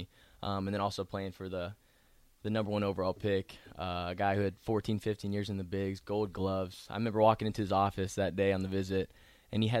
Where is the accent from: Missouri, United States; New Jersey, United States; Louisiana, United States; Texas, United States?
Missouri, United States; Columbia; moved away as an adult; now in Nebraska, United States; I'm from Columbia, Missouri, born and raised